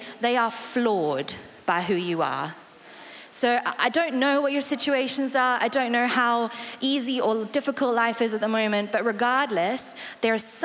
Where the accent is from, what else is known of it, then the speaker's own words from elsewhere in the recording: South Africa; accent: South African; now in Colchester, United Kingdom; I'm South African, which is why the accent is what it is. My mum is English, so it's not quite South African